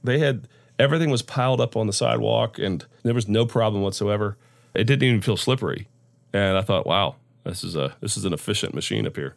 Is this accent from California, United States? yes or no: no; Central Florida, United States; moved away as an adult; also born or lived in Orlando, Florida; now in North Florida, United States; I grew up in Central Florida, so born in Orlando, grew up about an hour south of there.